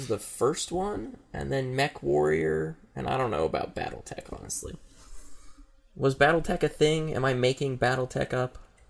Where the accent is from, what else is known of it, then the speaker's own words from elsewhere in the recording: United States; Well, I'm fucking American, so we should go west, right?